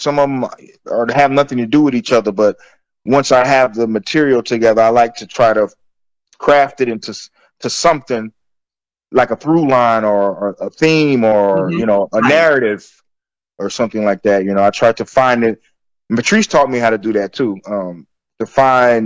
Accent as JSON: {"language": "English", "town": "Florence", "region": "South Carolina", "country": "United States", "tie": "born or raised there", "said": "near where I grew up in Florence, South Carolina."}